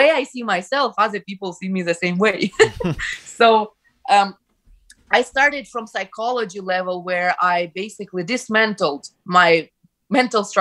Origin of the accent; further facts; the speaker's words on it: Ukraine; first language Ukrainian; English is a second language; now in Canada; I grew up in the Ukrainian-speaking environment